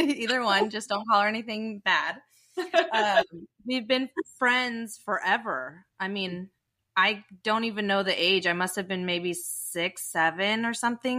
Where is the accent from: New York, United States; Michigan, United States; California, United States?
California, United States; Dublin; but I grew up in Dublin.